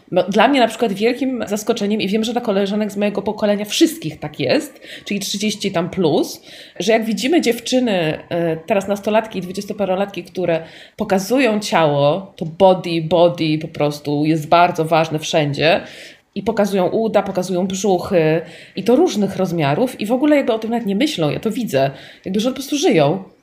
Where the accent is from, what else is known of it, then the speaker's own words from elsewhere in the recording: Warsaw, Masovian Voivodeship, Poland; ja po prostu dorastając na Bemowie, bo tam dorastałam